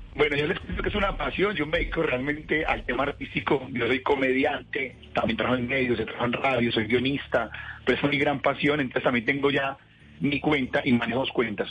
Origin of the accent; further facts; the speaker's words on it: Colombia; Los colombianos, como somos acelerados para todo